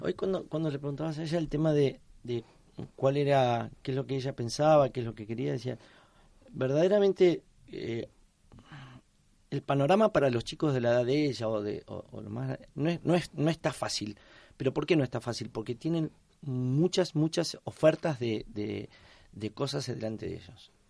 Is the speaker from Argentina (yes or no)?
yes; Argentina; moved away as an adult; now in Spain; club donde yo nací, me crié